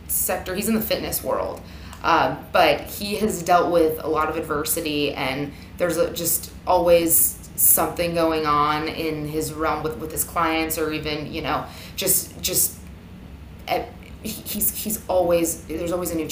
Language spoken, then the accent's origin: English; Sacramento, California, United States; I grew up in Sacramento, so I grew up about an hour from Napa